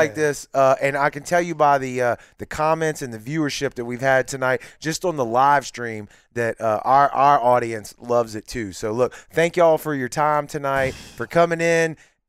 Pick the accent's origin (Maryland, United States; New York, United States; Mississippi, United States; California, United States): Mississippi, United States; Mississippi Gulf Coast, United States; born or raised there